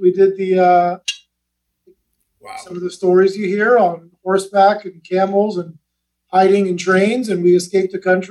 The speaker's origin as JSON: {"language": "English", "town": "Los Angeles", "region": "California", "country": "United States", "tie": "born or raised there", "also_born_or_lived": "Manchester, England / Iran", "said": "Grew up in West LA. Went to Pali."}